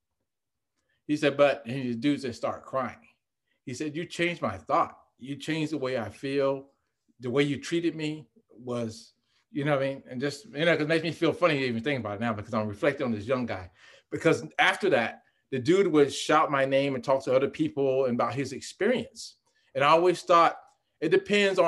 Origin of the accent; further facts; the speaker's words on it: Fayetteville, North Carolina, United States; moved away as an adult; I grew up in North Carolina.